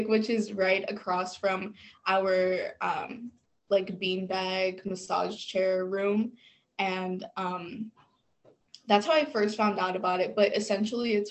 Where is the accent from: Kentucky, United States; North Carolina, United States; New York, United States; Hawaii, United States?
New York, United States; New York City; moved away as an adult; now in Geneseo, United States; I am from the Bronx